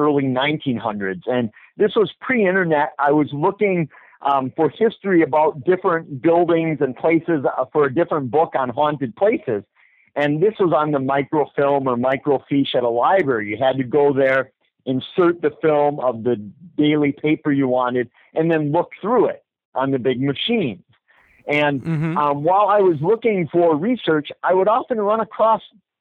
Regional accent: Eau Claire, Wisconsin, United States; I'm from Eau Claire, Wisconsin

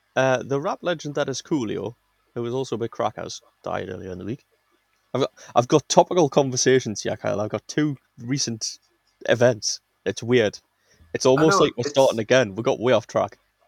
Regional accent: England, United Kingdom; I'm English

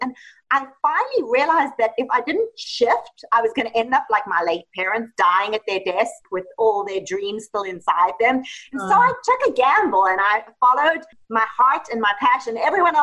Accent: Johannesburg, Gauteng, South Africa; moved away as an adult; also born or lived in Italy; now in Los Angeles, United States; So actually I was raised in South Africa, Johannesburg, South Africa, and I lived there until I was 24.

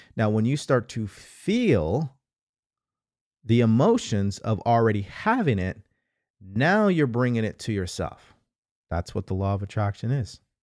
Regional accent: California, United States; also born or lived in Houston, Texas; I'm from California

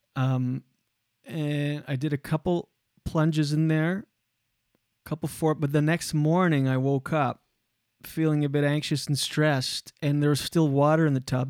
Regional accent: Canada; We're Canadian

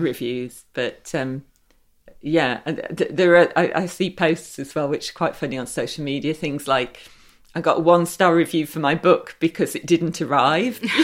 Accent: Derby, East Midlands, United Kingdom; I was brought up in Derby, um, and we had Little Over Library

